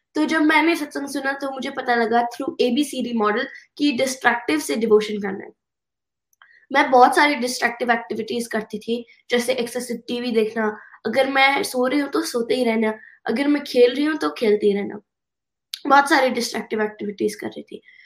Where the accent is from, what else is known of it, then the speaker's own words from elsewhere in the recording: United States; Hindi is a second language; also born or lived in India; I was born in India yes पर मैं US में at the age of one and half I move here and तो मैं यहाँ पे इंग्लिश सीखी